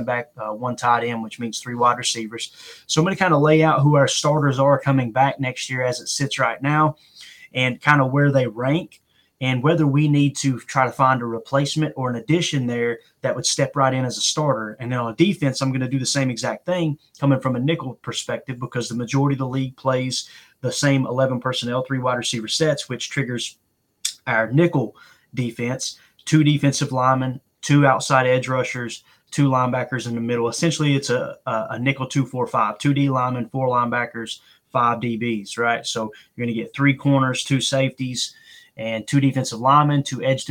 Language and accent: English; Kentucky, United States; I'm from Kentucky